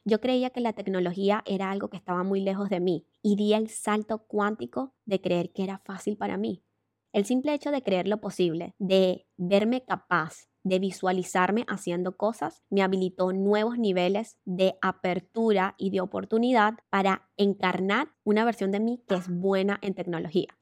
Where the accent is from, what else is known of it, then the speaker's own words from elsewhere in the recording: Venezuela; moved away as an adult; emigré de Venezuela porque me robaron con pistola